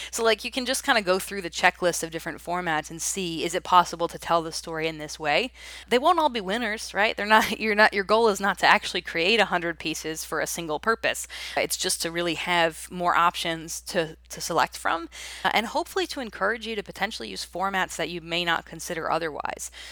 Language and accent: English; Raleigh, North Carolina, United States; here in my hometown of Raleigh